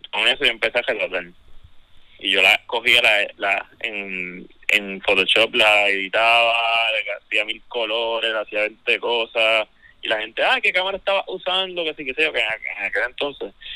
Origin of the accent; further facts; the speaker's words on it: Ponce, Puerto Rico; now in Santurce, Puerto Rico; soy naturalmente de Ponce